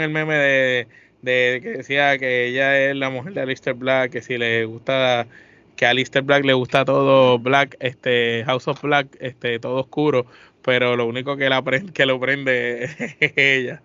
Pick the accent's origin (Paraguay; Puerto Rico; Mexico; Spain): Puerto Rico